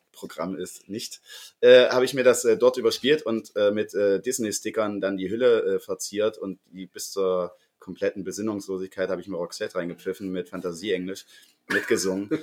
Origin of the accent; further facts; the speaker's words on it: Sangerhausen, Saxony-Anhalt, Germany; moved away as an adult; now in Leipzig, Germany; in Sangerhausen, wo ich ja herkomme